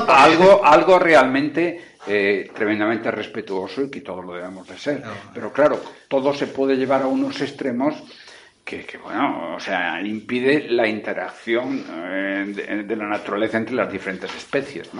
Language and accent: Spanish; Galicia, Spain; also born or lived in Canary Islands; now in Tenerife, Spain; Cuando estoy aquí digo que soy gallego y cuando estoy en Galicia digo que soy canario